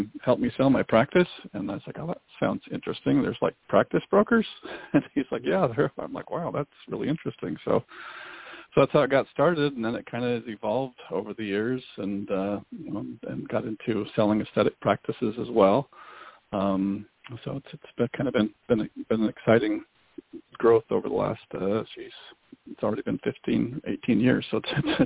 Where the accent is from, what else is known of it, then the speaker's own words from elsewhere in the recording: small town on the Canadian border, Pacific Northwest, Washington, United States; accent: small Canadian accent; also born or lived in Seattle; I'm from the Pacific Northwest, up in Seattle. I grew up actually right on the Canadian border in a small town. People even sometimes claim I have a small Canadian accent on occasion